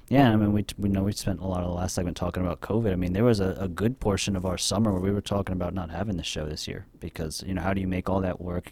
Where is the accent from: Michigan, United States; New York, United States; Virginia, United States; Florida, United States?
Florida, United States; Miami; now in Tennessee, United States; I grew up in Miami